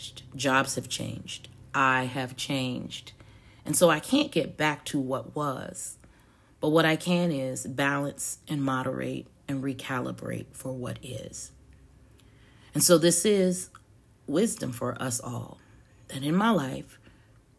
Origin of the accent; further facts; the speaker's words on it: the South, United States; I'm a Southerner who loves and lives in sweet tea